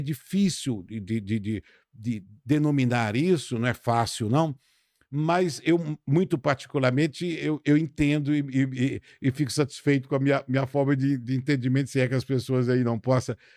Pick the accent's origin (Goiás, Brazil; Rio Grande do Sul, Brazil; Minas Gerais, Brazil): Minas Gerais, Brazil; Pedra Azul; Eu sou de Pedra Azul, uma cidade linda e tal, rodeada de pedras